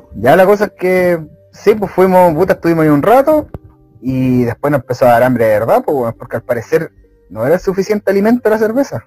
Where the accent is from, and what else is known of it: Chile